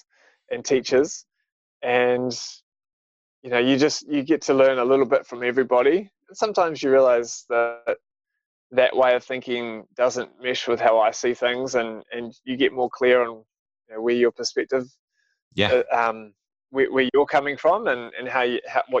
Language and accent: English; Auckland, New Zealand; now in Wellington, New Zealand; I grew up in Auckland